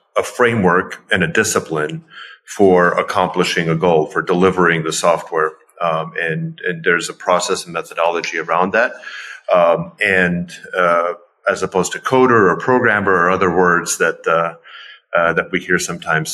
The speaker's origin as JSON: {"language": "English", "country": "Ukraine", "also_born_or_lived": "Pittsburgh, United States", "moved": "yes", "said": "even though I'm originally from Ukraine, I was this Ukrainian dancing salsa"}